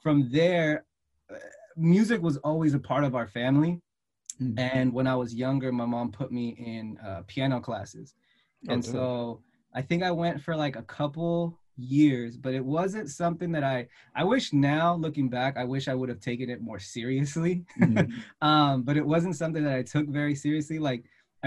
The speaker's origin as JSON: {"language": "English", "town": "Redwood City", "region": "California", "country": "United States", "tie": "born or raised there", "said": "So I'm from the Bay Area in California, specifically from Redwood City. I live here. I was born and raised here"}